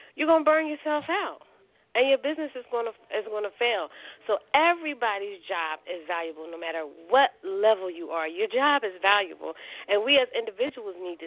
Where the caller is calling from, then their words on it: Philadelphia, Pennsylvania, United States; I'm calling from Philadelphia